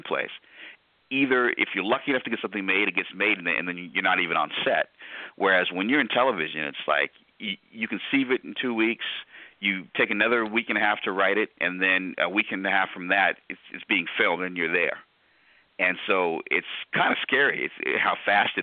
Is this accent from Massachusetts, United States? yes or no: no; Storrs, Connecticut, United States; also born or lived in New Haven, Connecticut; I was born in New Haven, grew up in Storrs, Connecticut